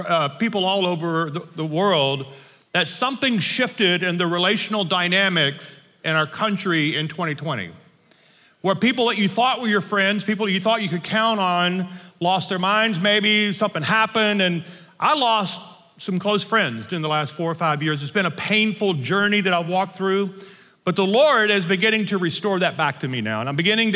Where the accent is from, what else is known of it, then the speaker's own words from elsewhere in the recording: north Louisiana, United States; now in Colorado, United States; I was born and raised in Louisiana in the north part